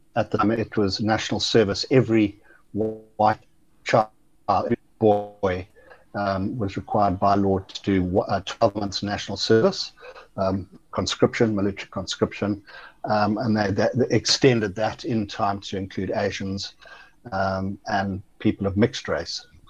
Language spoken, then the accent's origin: English; Zimbabwe; I was born there in '57